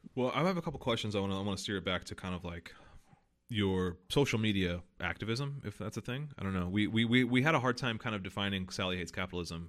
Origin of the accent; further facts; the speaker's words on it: the South, United States; most of my family are, like, Southern conservatives 'cause I'm from the South